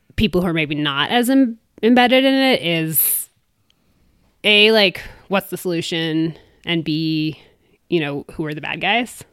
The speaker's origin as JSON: {"language": "English", "region": "East Coast", "country": "United States", "also_born_or_lived": "Maine", "moved": "yes", "lives_now": "Durango, United States", "said": "I'm from the East Coast originally"}